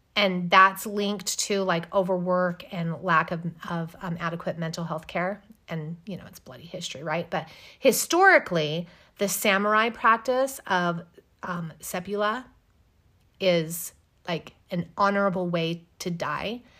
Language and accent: English; United States; I'm American